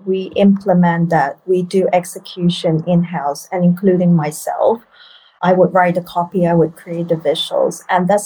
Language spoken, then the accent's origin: English; Hong Kong; moved away as an adult; now in Bali, Indonesia; growing up in Hong Kong